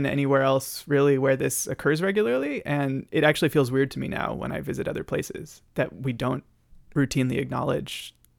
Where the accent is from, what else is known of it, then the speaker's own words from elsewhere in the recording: San Francisco Bay Area, California, United States; moved away as an adult; now in Vancouver, Canada; I am from the San Francisco Bay Area, which is also the unceded and currently unrecognized territory of the Muwekma Ohlone. And I am really grateful to be able to live here in Vancouver